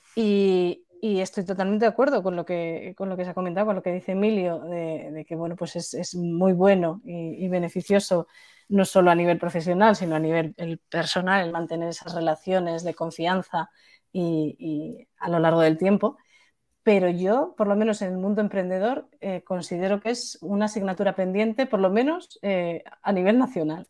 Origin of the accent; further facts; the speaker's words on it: Spain; cuando somos españoles o incluso mediterráneos